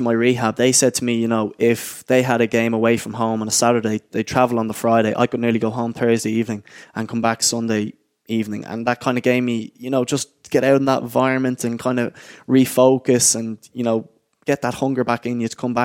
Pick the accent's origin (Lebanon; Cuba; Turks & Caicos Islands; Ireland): Ireland; moved away; also born or lived in Oxford; being an Irish lad and being away from home